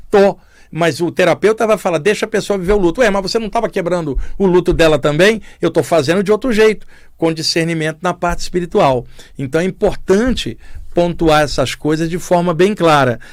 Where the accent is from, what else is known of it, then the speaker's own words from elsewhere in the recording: Duque de Caxias, Rio de Janeiro, Brazil; moved away as an adult; Rio de Janeiro, onde eu cresci e vivi até os 27 anos. Eu morava em Duque de Caxias